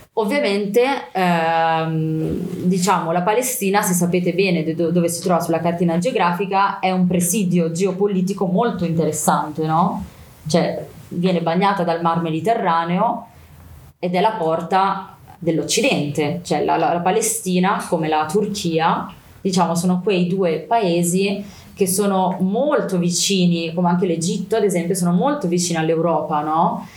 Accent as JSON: {"language": "Italian", "town": "Milan", "region": "Lombardy", "country": "Italy", "tie": "born or raised there", "said": "sono nata a Milano eh, da papà palestinese e mamma italiana"}